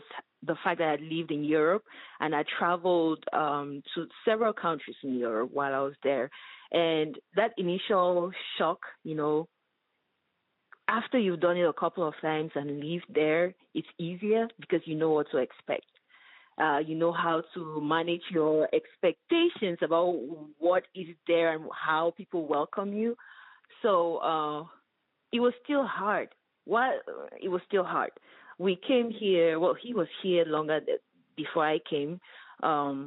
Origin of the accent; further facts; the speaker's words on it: Bamenda, Northwest Region, Cameroon; moved away as an adult; also born or lived in Kumbo, Cameroon / Germany; now in West Michigan, United States; So that's where I come from. But I grew up in Bamenda, which is the capital of the northwest region